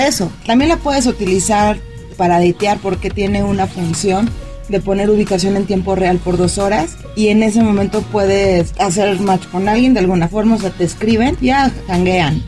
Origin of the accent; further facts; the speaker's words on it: Mexico; de México, este, vengo a Barcelona por trabajo